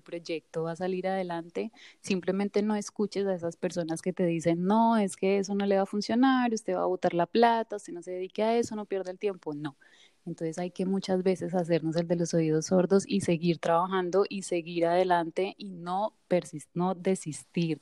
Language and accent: Spanish; Colombia; moved away as an adult; now in Florida, United States; yo soy colombiana, eh, vivo hace poco acá